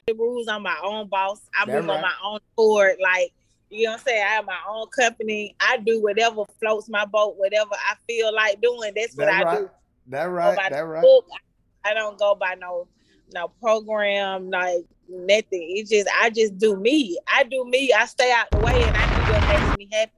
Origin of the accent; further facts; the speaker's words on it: Atlanta, Georgia, United States; also born or lived in Decatur / Lithonia / Stone Mountain / East Point; I was born in Grady Memorial Hospital. I was raised in Mechanicsville, West Side Zone 3